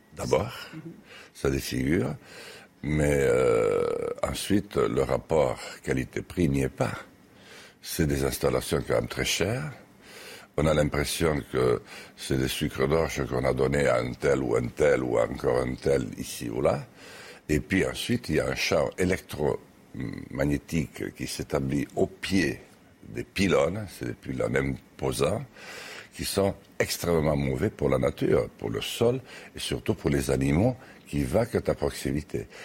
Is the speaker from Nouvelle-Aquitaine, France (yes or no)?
yes; Lourdios-Ichère, Nouvelle-Aquitaine, France; moved away; also born or lived in Paris; où j'habite plus, d'ailleurs actuellement plus souvent qu'à lourdes Gichère, mon village natal